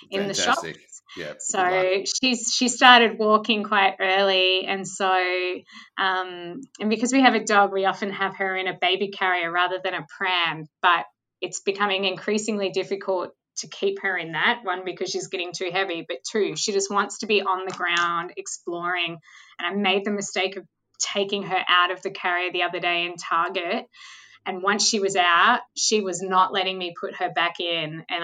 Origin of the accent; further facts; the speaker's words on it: Mornington Peninsula, Victoria, Australia; I grew up on the Mornington Peninsula